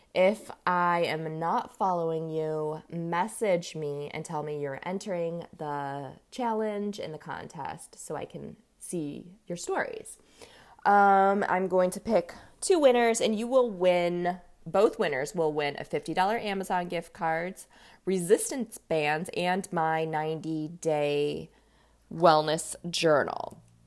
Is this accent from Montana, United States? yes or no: no; Los Angeles, California, United States; now in Ohio, United States; I'm actually from Los Angeles